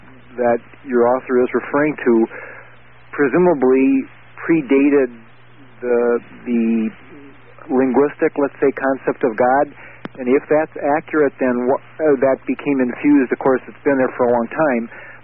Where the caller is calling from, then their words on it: North Dakota, United States; I'm calling you from North Dakota.